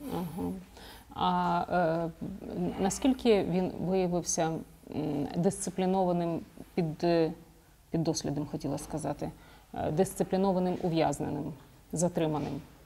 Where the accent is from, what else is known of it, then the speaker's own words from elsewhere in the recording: Zhytomyr Oblast, Ukraine; moved away; ми з вами земляки. Е, ми з Житомирщини